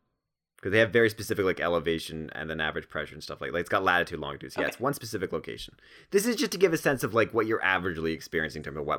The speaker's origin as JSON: {"language": "English", "town": "Toronto", "region": "Ontario", "country": "Canada", "said": "Well, I'm from Toronto"}